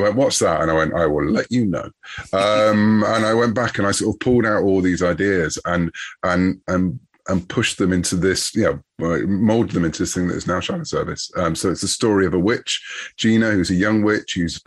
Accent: United Kingdom; I'm British

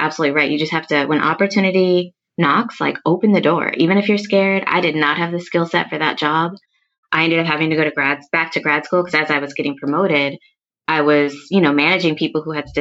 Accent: Minneapolis, Minnesota, United States; moved away as an adult; now in New York City, United States; I'm originally from the upper Midwest. I'm from Minneapolis

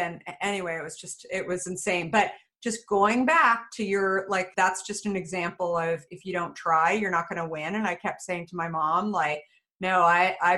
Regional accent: Phoenix, Arizona, United States; I grew up in Phoenix, Scottsdale area

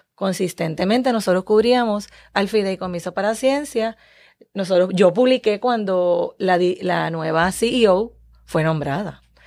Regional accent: Puerto Rico

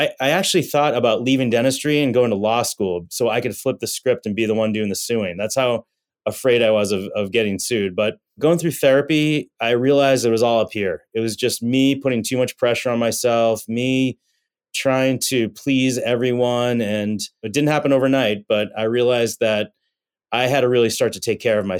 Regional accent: Massachusetts, United States; I grew up in Massachusetts

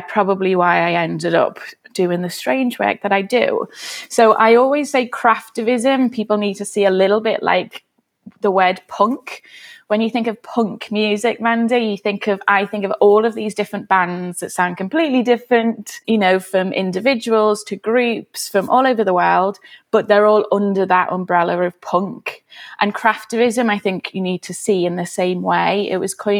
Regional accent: Liverpool, North West England, United Kingdom; I am a Scouser. I grew up in West Everton in Liverpool

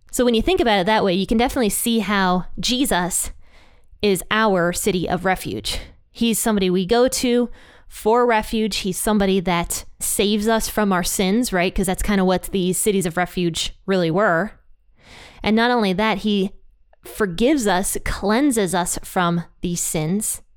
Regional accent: Ohio, United States; my home state of Ohio

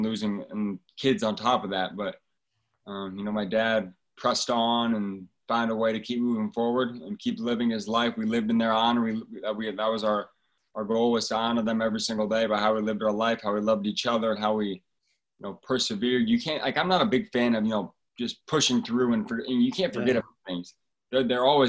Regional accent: Fort Wayne, Indiana, United States; I grew up in Fort Wayne, Indiana.

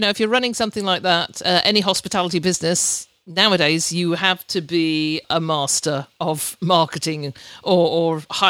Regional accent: Oxford, South East England, United Kingdom; who hails from what I would call my hometown of Oxford in the UK. It's probably the one place that I lived at more years than I have any other.

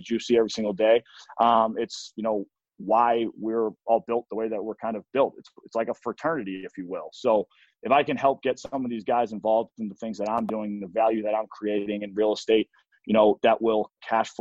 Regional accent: Arlington, Massachusetts, United States; moved away as an adult; also born or lived in Portland, Oregon / Milwaukee; growing up in Arlington, Mass, it was a hockey town.

